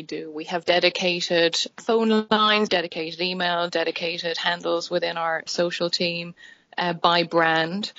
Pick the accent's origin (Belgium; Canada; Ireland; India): Ireland; Dublin, Leinster; moved away as an adult; now in Oklahoma City, United States; I am from Dublin. Dublin, Irish born and bred, and have lived the majority